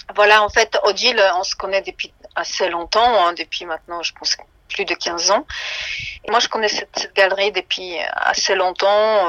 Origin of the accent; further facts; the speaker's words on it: Szczecin, West Pomeranian Voivodeship, Poland; moved away; je suis née à Stettin